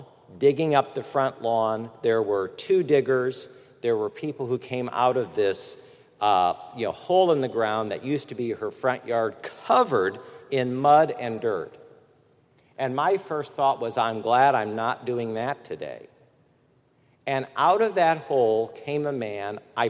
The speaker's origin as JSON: {"language": "English", "region": "Midwest", "country": "United States", "tie": "born there", "also_born_or_lived": "Washington, D.C.", "said": "By the way, I'm a Midwesterner by birth."}